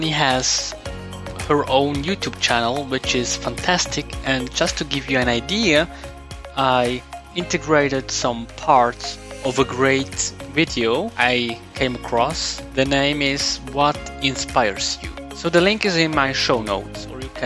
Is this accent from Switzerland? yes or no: yes; Switzerland; English is a second language; I know German, as I come from Switzerland